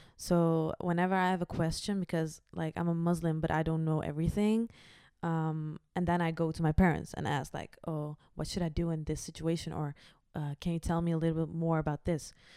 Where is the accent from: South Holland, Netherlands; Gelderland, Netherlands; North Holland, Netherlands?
Gelderland, Netherlands; Achterhoek; now in The Hague, Netherlands; From the Achterhoek